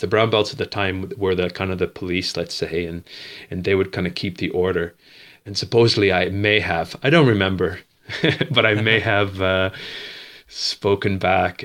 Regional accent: Dartmouth, Nova Scotia, Canada; moved away as an adult; also born or lived in Bridgewater, Nova Scotia; now in Spain; I grew up in, uh, Dartmouth, a twin city of Halifax in Nova Scotia on the East Coast.

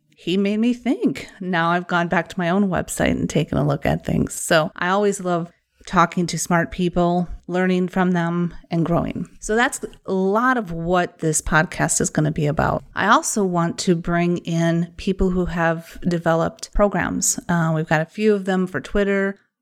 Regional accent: Wisconsin, United States; accent: Wisconsin; my Wisconsin accent

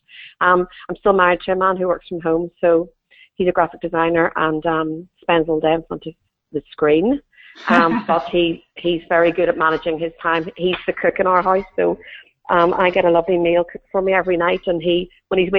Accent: Northern Ireland, United Kingdom; moved away; I'm originally from Northern Ireland

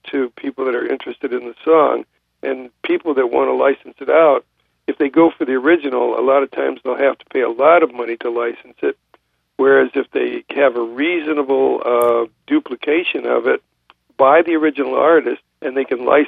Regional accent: Detroit, Michigan, United States; I'm from Detroit.

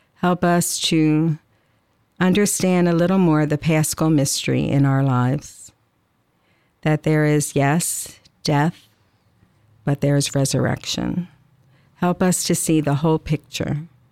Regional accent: Atlantic City, New Jersey, United States; moved away; also born or lived in Illinois; I grew up in Atlantic City, so I'm an ocean girl, actually, but When I lived, I, I think, seven or eight years in Illinois

